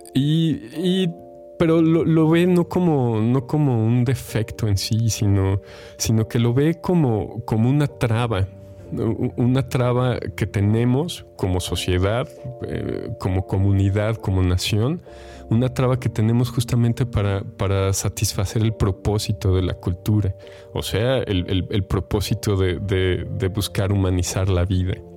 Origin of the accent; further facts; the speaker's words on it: Mexico; compartimos como mexicanos